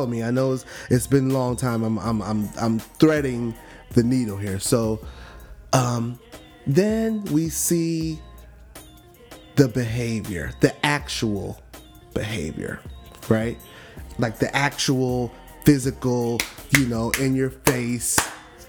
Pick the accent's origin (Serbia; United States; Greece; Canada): United States; Miami, Florida; from Miami.